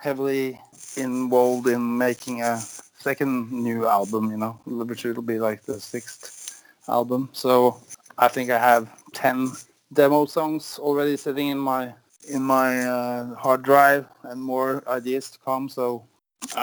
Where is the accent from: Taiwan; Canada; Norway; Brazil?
Norway; I'm from Norway